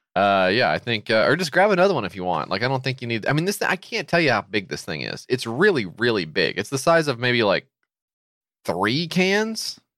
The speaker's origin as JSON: {"language": "English", "country": "United States", "said": "as an American"}